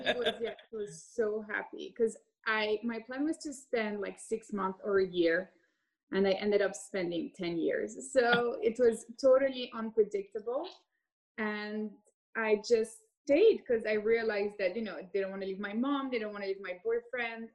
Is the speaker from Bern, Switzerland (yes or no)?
no; Geneva, Switzerland; moved away as an adult; also born or lived in Hong Kong / London; I grew up in Geneva, Switzerland